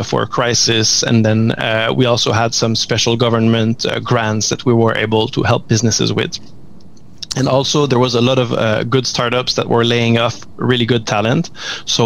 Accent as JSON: {"language": "English", "town": "Montreal", "region": "Quebec", "country": "Canada", "said": "we've started in Montreal, as my accent can probably tell"}